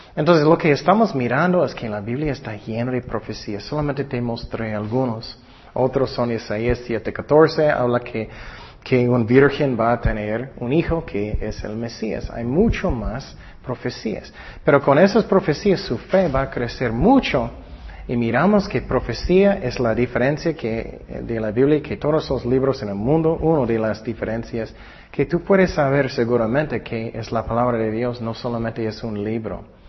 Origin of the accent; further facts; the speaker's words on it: California, United States; yo nací en California